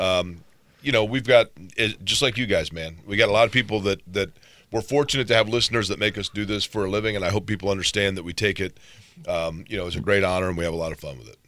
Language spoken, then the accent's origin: English; Indiana, United States; I grew up around Indiana basketball